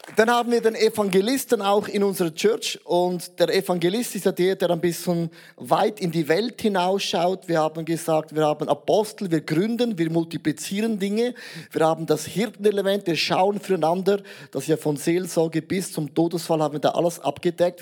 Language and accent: German; Switzerland; als Schweizer, neutraler Schweizer